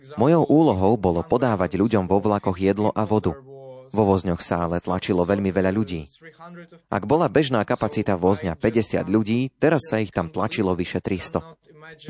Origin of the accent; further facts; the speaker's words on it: Western Ukraine, Ukraine; Som zo západu krajiny.